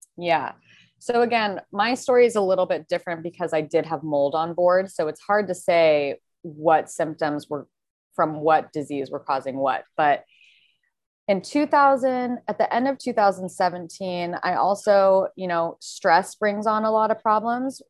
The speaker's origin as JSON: {"language": "English", "town": "Carmel", "region": "California", "country": "United States", "tie": "born or raised there", "also_born_or_lived": "Santa Barbara / San Francisco / Los Angeles / San Diego", "said": "I'm from Carmel, um, a really small little town by Monterey."}